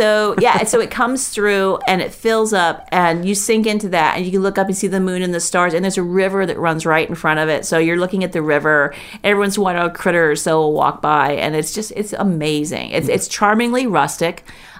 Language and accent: English; Florida, United States; I grew up in Florida where there's moisture